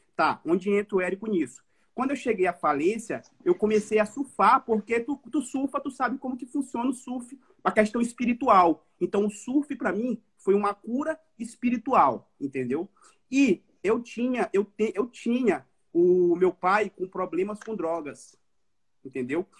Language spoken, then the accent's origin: Portuguese; São Luís, Maranhão, Brazil; now in Florianópolis, Brazil; eu sou de São Luís, Maranhão, falo de Florianópolis